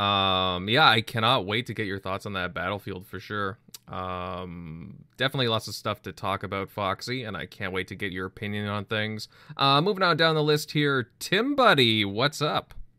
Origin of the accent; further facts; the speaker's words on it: Canada; me and General M L D, we're from Canada